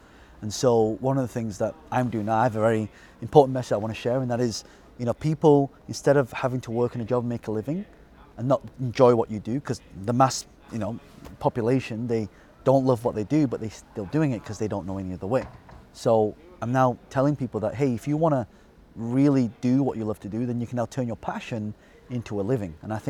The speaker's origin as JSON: {"language": "English", "town": "Colne", "region": "North West England", "country": "United Kingdom", "tie": "born or raised there", "said": "Burnley. Colne. Okay. But I say Burnley because that's where..."}